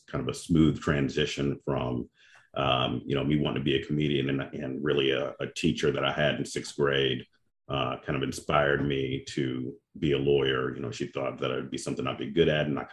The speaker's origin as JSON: {"language": "English", "town": "Memphis", "region": "Tennessee", "country": "United States", "moved": "as an adult", "lives_now": "Atlanta, United States", "said": "I'm originally from Memphis, Tennessee"}